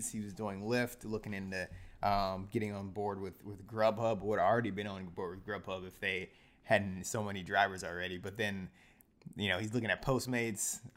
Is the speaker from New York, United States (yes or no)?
no; Detroit, Michigan, United States; born there; now in Chicago, United States; Red Wings. Yeah, I'm from Detroit, so born, not raised, but born.